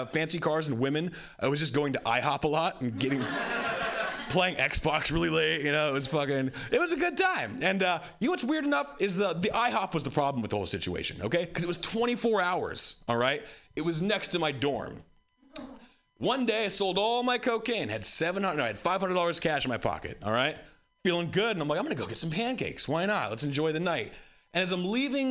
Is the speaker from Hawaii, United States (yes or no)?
yes; Hawaii, United States; I grew up white in Hawaii